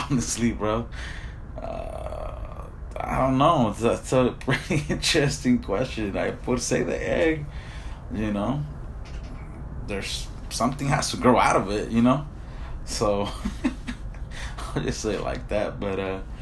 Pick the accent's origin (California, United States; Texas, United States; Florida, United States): California, United States; Avenal; towns like mine, like my hometown, Avenel.